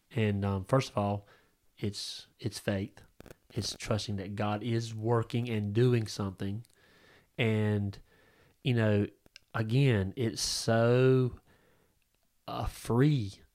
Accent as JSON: {"language": "English", "country": "United States", "said": "this country, um, in, in America"}